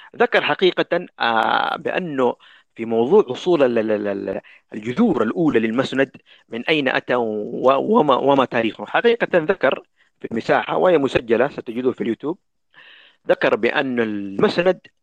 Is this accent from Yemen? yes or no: yes; Yemen; عندنا في اليمن